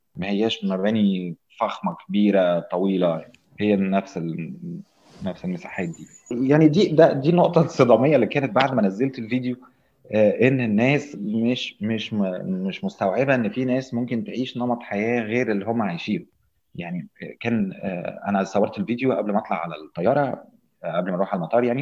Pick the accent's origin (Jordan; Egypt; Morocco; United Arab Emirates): Egypt; إحنا بالنسبة لنا كمصريين